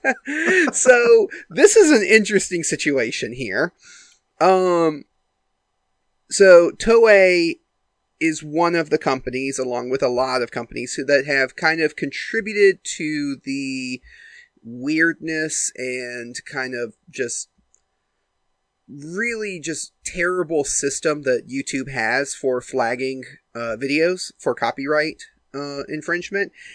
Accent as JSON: {"language": "English", "country": "United States", "said": "I'm from America. I go to American schools"}